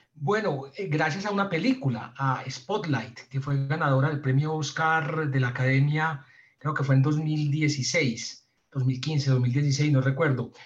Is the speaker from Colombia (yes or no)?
yes; Medellín, Antioquia, Colombia; yo soy de Medellín